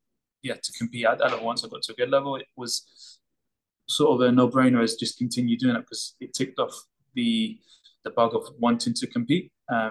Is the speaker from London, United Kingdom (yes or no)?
yes; London, United Kingdom; keeping us active and out of trouble growing up in Hackney